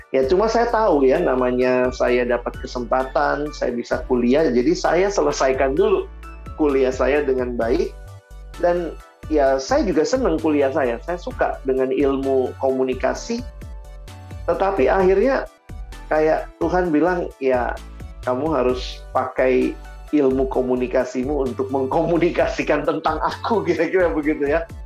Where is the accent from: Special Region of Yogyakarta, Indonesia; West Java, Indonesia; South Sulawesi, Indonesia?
South Sulawesi, Indonesia; Makassar; saya anak daerah saya dari Makassar